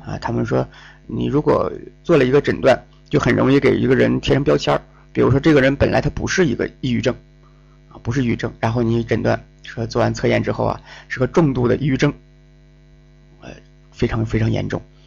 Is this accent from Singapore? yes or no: no; Northeast China, China; accent: Northeastern Mandarin; 我们东北话叫应挺